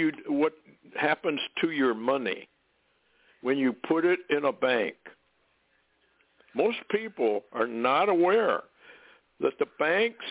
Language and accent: English; Vermont, United States; when I was a little kid growing up in Vermont